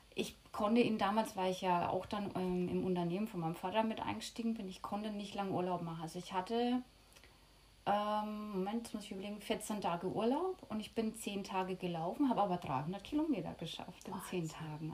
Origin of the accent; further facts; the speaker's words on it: Lower Franconia, Bavaria, Germany; moved away as an adult; now in Mallorca, Spain; Aus Bayern, falls man es noch nicht hört, aus Unterfranken